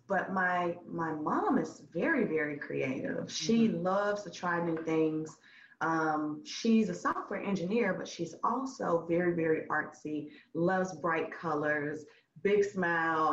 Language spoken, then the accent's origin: English; Huntsville, Alabama, United States; moved away as an adult; now in Memphis, United States; I'm originally from Huntsville, Alabama about four hours away in North, North Alabama. And I moved here about 11 years, 11